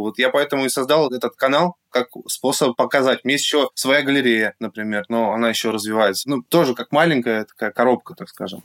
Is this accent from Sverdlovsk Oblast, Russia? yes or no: yes; Yekaterinburg, Sverdlovsk Oblast, Russia; свой город, Екатеринбург